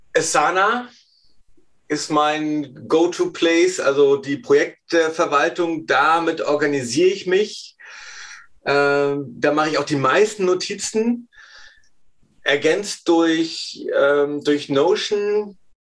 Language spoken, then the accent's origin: German; Rostock, Mecklenburg-Vorpommern, Germany; ich bin ein Ostseekind